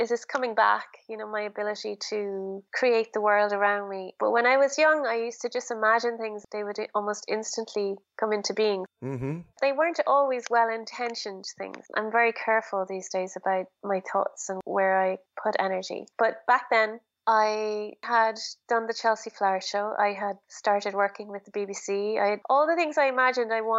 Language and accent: English; Ireland; Being very Irish